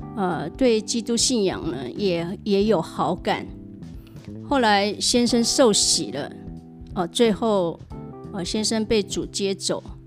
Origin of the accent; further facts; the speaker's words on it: Hualien, Hualien County, Taiwan; 我在花莲长大，呃，有一个哥哥，一个弟弟